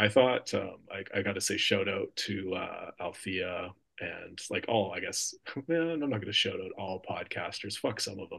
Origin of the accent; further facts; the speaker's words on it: Canada; as a Canadian